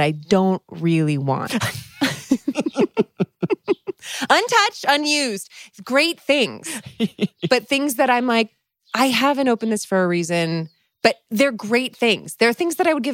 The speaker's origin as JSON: {"language": "English", "area": "Bay Area", "region": "California", "country": "United States", "said": "I'm from the Bay Area"}